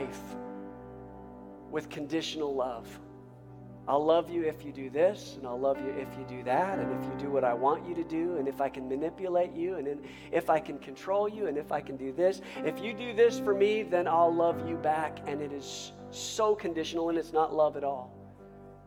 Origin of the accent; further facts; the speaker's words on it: United States; as an American